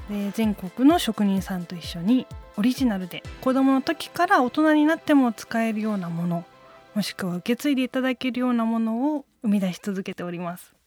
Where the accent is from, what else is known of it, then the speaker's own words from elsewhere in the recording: Chiba bedroom town, Japan; also born or lived in Tokyo; 東京で生まれて千葉のベッドタウンで育っていて